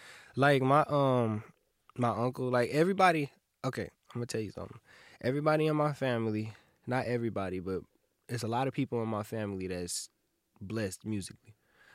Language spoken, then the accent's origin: English; Kalamazoo, Michigan, United States; born there; I was born in KZU. Like, my parents, they went to Western. And they had me.